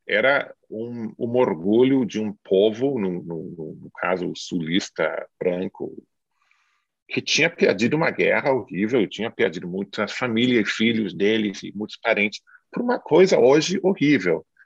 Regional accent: the South of the United States, United States; eu sou do sul dos Estados Unidos

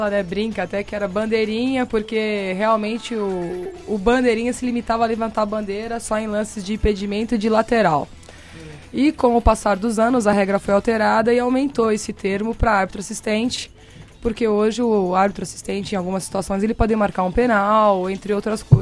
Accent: Hortolândia, São Paulo, Brazil; Sou de Hortolândia.

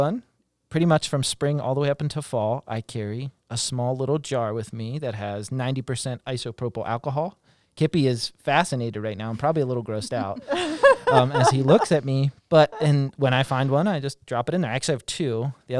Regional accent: West Virginia, United States; It was the deer tick, not the, because I grew up in West Virginia.

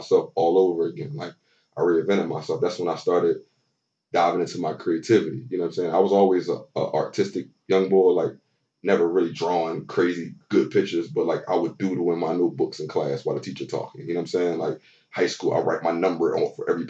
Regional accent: Philadelphia, Pennsylvania, United States; moved away as an adult; now in Texas, United States; I'm born and raised in Philly my whole life

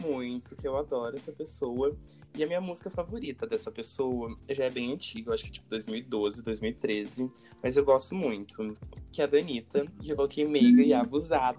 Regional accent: São Paulo, Brazil; Eu sou de São Paulo

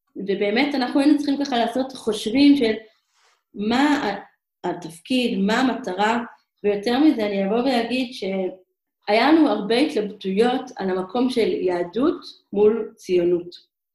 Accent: Israel; moved away as an adult; also born or lived in Hong Kong; אנחנו ישראלים רגילים

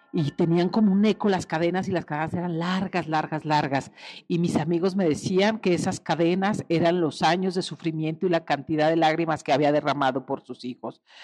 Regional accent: Salsipuez, Jalisco, Mexico; Tuve pesadillas eternamente por culpa de los muchachos de la oración nocturna de mi pueblo que se llama Salsipuez, Jalisco

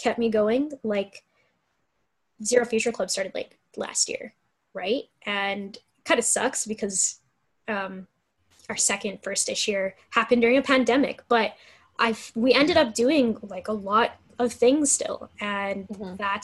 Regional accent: Calgary, Alberta, Canada; born or raised there

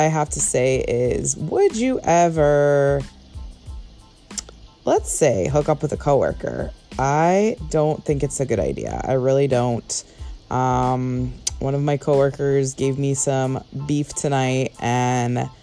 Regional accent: Connecticut, United States; now in Los Angeles, United States; born and raised in Connecticut

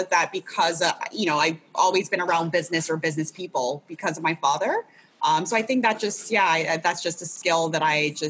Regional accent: Ghana; He, you know, I'm originally from Ghana, so my parents are both from Ghana as well.

